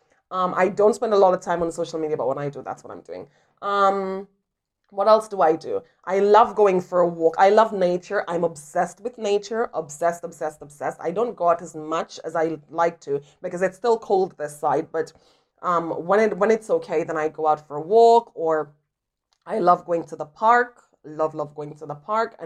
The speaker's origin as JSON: {"language": "English", "country": "Jamaica", "said": "I am from Jamaica"}